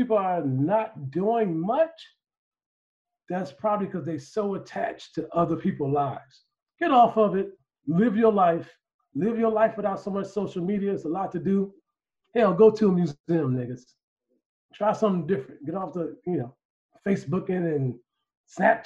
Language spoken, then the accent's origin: English; Chicago, Illinois, United States; We from Chicago